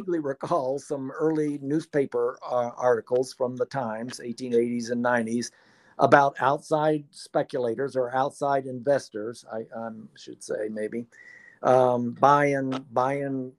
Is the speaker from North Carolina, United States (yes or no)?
no; Aiken, South Carolina, United States; also born or lived in Athens, Georgia; now in Oglethorpe County, United States; I was born in Aiken, South Carolina, and went to the University of Georgia